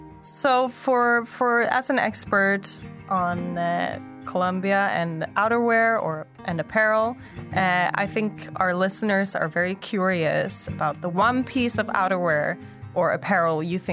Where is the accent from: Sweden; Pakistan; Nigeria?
Sweden; now in Taiwan; I'm from Sweden originally, and on an island east of Sweden